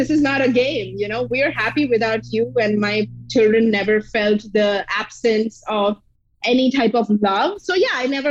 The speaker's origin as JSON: {"language": "English", "town": "Mumbai", "region": "Maharashtra", "country": "India", "tie": "born or raised there", "said": "I was born and brought up in Mumbai"}